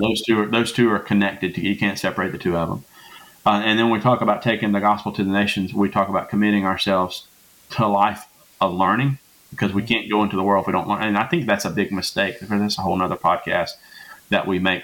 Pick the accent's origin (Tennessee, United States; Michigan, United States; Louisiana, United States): Louisiana, United States; moved away; also born or lived in Hazlehurst, Mississippi; I'm from Louisiana. That's where mm-hmm. I was born.